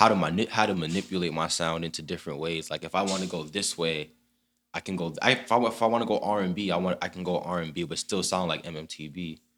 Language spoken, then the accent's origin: English; Broward County, Florida, United States; But I'm from Broward County, born and raised here. I got a little bit of Jamaican in me, but you know. Born and raised in Broward County. I went to Dillard High School. I also went to Parkway Middle.